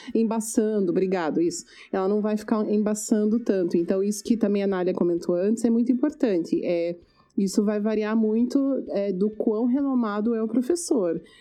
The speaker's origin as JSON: {"language": "Portuguese", "country": "Brazil", "moved": "as an adult", "lives_now": "Canada"}